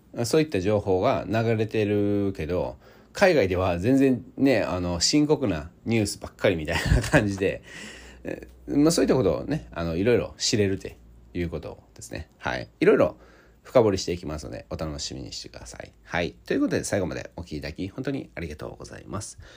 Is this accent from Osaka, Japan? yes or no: yes; Osaka, Japan; 出身大阪なんですけども